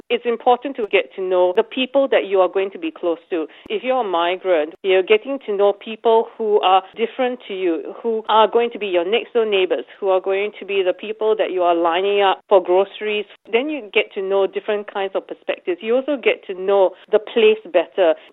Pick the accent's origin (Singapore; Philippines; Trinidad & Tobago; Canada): Singapore; now in Australia; I come from Singapore